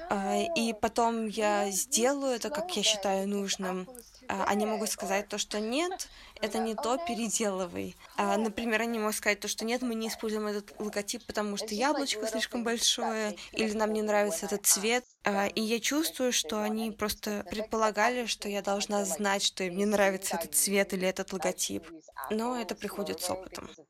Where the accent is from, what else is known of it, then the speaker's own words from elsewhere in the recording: Taiwan; поскольку я из Тайваня, и я не знала достаточно о китайской культуре